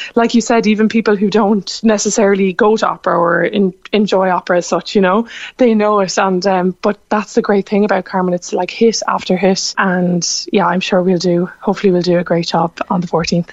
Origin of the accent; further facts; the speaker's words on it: Cork, Munster, Ireland; moved away; my hometown